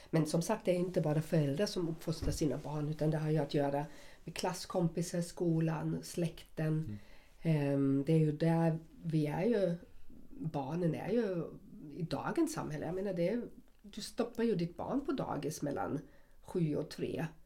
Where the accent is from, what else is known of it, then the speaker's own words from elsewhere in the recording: Germany; Swedish is a second language; now in Sweden; Jag är, jag är uppvuxen i väst.